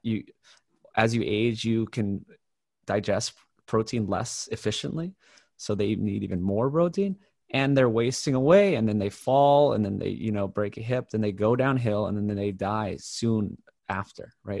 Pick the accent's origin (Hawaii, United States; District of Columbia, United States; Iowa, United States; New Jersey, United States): Hawaii, United States; I grew up in Hawaii